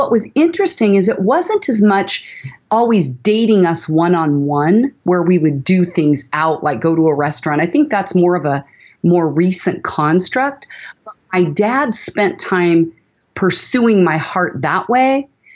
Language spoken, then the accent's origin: English; Portland, Oregon, United States; also born or lived in San Francisco Bay Area, California; we moved up from the Bay Area to Portland when I was in fourth grade